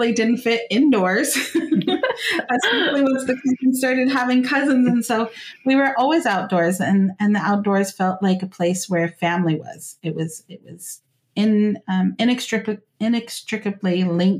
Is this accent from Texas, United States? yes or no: no; Central Valley, California, United States; I grew up here in the Central Valley of California